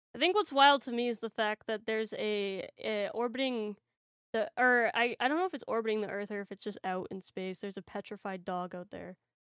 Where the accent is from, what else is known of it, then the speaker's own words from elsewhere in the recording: Canada; being a Canadian